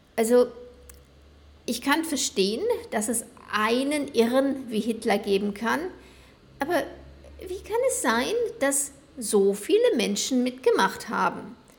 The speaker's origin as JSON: {"language": "German", "region": "West Germany", "country": "Germany", "tie": "born or raised there", "moved": "as an adult", "lives_now": "Buenos Aires, Argentina", "said": "Ich bin in Westdeutschland geboren und aufgewachsen"}